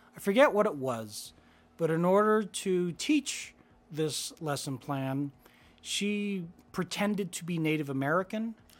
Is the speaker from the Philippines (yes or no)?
yes; Philippines; moved away; I was born in the Philippines.